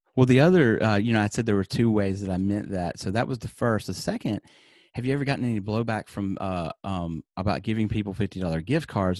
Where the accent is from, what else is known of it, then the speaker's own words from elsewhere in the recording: Alabama, United States; moved away; I'm from Alabama originally